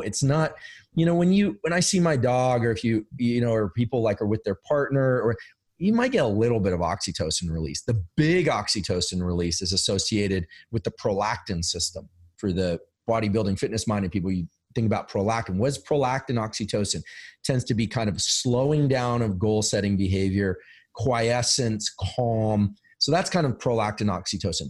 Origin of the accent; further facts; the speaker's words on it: Silicon Valley, California, United States; I'm from Silicon Valley. I live in Silicon Valley